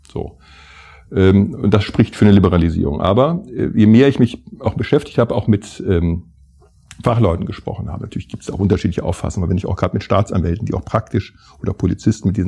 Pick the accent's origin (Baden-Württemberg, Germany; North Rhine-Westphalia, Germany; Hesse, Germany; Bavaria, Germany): North Rhine-Westphalia, Germany; Mönchengladbach; Ich komme ja aus Mönchengladbach, unweit der niederländischen Grenze.